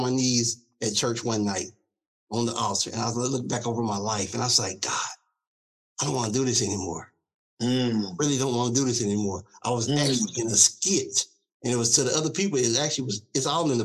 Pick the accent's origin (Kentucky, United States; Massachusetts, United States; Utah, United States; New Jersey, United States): Kentucky, United States; Louisville; I grew up, of course, in Louisville, Kentucky